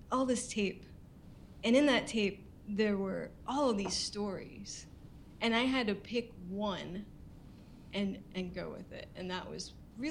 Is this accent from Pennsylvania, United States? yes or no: no; Houston, Texas, United States; moved away as an adult; now in Seattle, United States; I'm originally from Houston, Texas